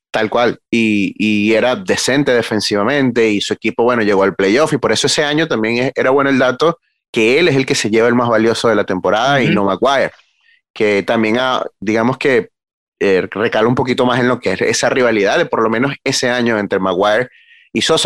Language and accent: Spanish; Venezuela; como venezolano